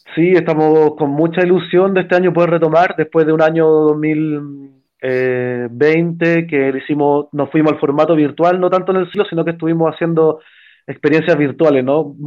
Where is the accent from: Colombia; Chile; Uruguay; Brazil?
Chile; Valparaíso; moved away; yo soy de Valparaíso